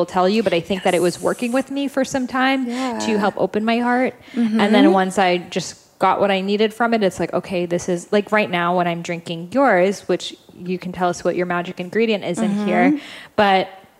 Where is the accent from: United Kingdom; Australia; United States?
United Kingdom; Like, let's add like tons of sugar and milk to it because we're British and that's what we do.